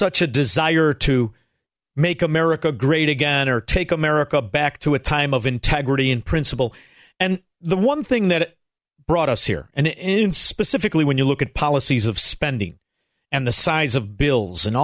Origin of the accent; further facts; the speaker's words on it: Chicago, Illinois, United States; I'm from Chicago